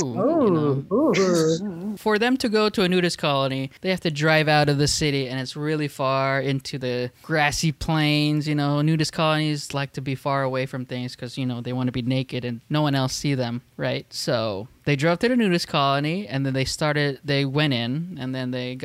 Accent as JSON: {"language": "English", "region": "Southern California", "country": "United States", "said": "we're from SoCal"}